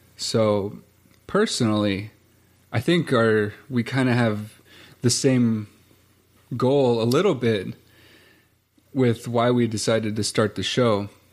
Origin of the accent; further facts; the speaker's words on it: Montana, United States; growing up on both sides of the mountains was really important